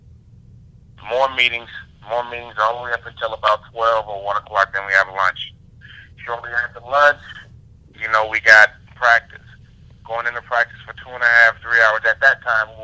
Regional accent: San Francisco, California, United States; I was from San Francisco

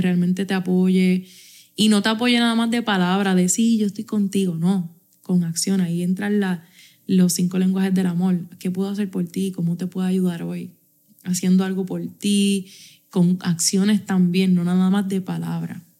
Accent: Puerto Rico; aquí somos boricuas y nos entendemos hablando rey y habichuela

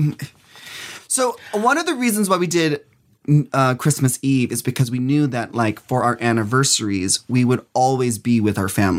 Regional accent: Philippines; I'm a Filipino. My husband, he's Puerto Rican and Chilean. We both have gigantic families.

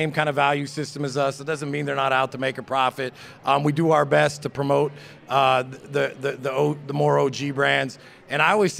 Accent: Long Beach, California, United States; Retail came into my hometown, Long Beach

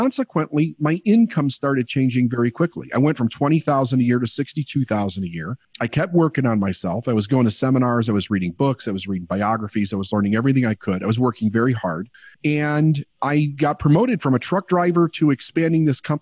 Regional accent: Chicago, Illinois, United States; also born or lived in Phoenix; I was born and raised in Chicago

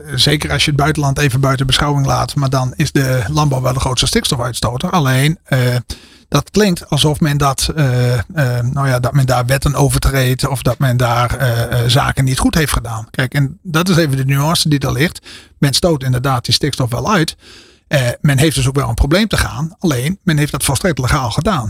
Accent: Friesland, Netherlands; Ik kom uit Friesland, ben er niet geboren.

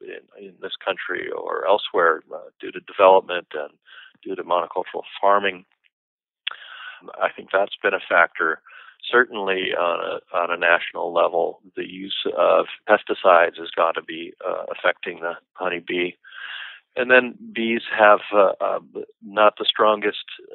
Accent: Seattle, Washington, United States; now in Northern California, United States; I'm actually originally from Seattle, and I'm used to a month or so of rain without stopping, but since moving down to California

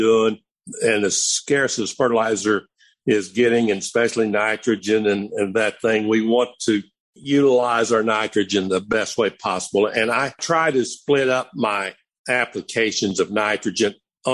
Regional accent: Missouri, United States; Columbia, Missouri. Of course, that's my home state, and that's probably the closest one to me.

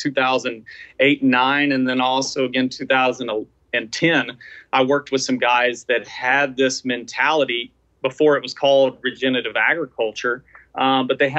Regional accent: Chesapeake Bay watershed, East Coast, Chesapeake Bay area, United States; moved away; also born or lived in Midwest; I grew up on the East Coast, specifically within the Chesapeake Bay watershed.

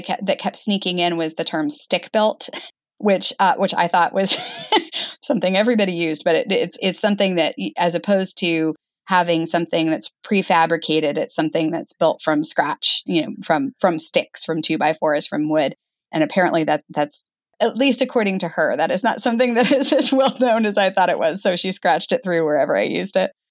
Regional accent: Arizona, United States; moved away as an adult; also born or lived in Page, Arizona / Flagstaff, Arizona; I grew up in Arizona

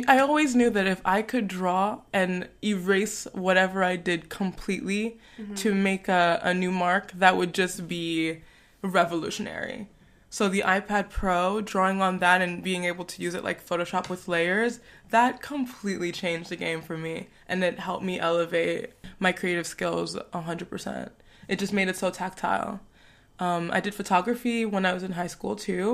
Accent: New York, United States; moved away as an adult; also born or lived in Togo; now in Paris, France; I am from New York, and I was born in West Africa in Togo. I moved to Paris about 6 years ago

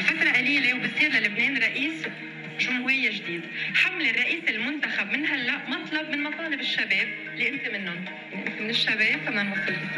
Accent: Baskinta, Mount Lebanon, Lebanon; بضيعتي بلبنان بمسكنتا

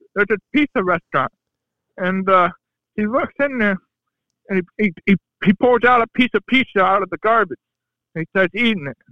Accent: Ohio, United States; I'm from Ohio

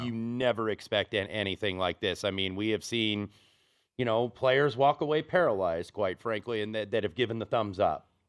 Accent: Indianapolis, Indiana, United States; I grew up in Indianapolis

